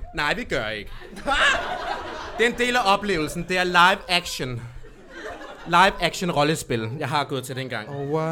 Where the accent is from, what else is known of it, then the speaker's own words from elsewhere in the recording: Lolland, Zealand, Denmark; moved away; Jeg er fra Lolland.